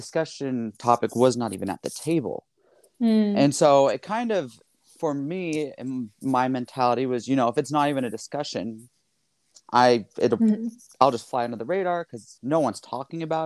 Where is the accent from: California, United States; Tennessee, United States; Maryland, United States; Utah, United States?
Utah, United States; Provo; I'm in my hometown